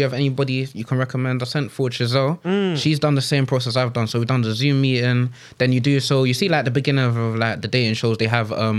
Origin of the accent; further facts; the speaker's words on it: Cameroon; No, I'm from Cameroon. No, I'm Anglophone. I can't speak a lick of French. I can speak pidgin, though.